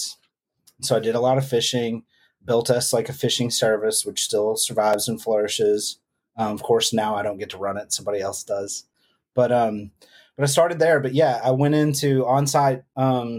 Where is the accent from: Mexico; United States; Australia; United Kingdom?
United States; accent: country; my country accent